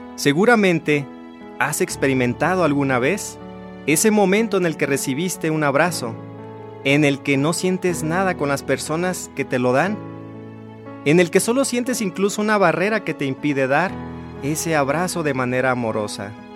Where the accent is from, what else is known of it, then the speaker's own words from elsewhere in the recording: Lázaro Cárdenas, Michoacán, Mexico; also born or lived in Morelia, Michoacán; salí del lugar donde nací, de Ciudad Lázaro Cárdenas, Michoacán